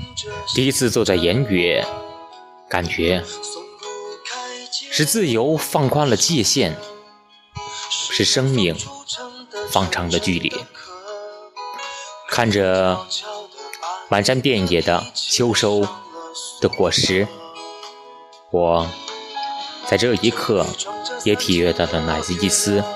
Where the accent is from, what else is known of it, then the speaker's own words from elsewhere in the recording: Linfen, Shanxi, China; 嗨，大家好，这里是临汾，这是我的家乡。